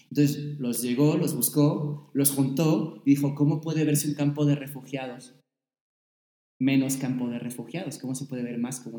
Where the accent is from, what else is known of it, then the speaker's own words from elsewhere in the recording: Mexico; Ah, pues yo de México.